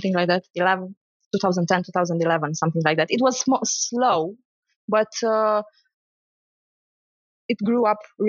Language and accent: English; Romania; also born or lived in Sibiu; I grew up in Romania